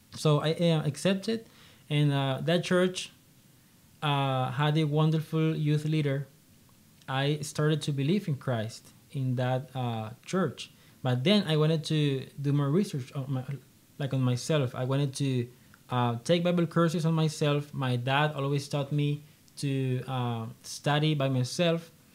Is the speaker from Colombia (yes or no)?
yes; Colombia; also born or lived in Honduras; I am uh, one of three siblings, and um, I'm from Colombia.